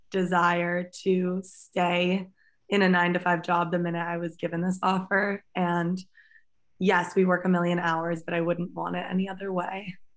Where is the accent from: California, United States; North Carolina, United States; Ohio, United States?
California, United States; San Francisco; moved away as an adult; now in New York City, United States; I mean, I'm from San Francisco.